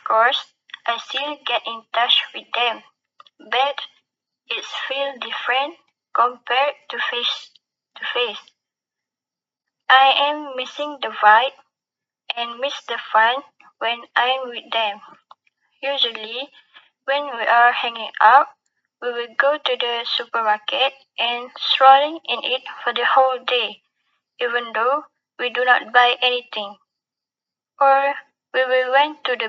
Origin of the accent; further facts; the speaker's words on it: Besut, Terengganu, Malaysia; I am from Basut, Terengganu.